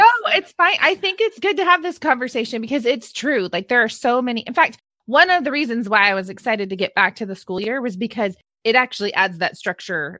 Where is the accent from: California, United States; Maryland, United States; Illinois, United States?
California, United States; being born and raised in California